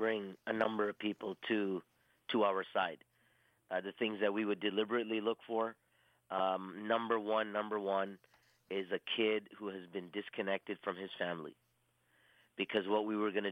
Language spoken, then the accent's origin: English; Toronto, Ontario, Canada; I'm born and raised in Toronto, Canada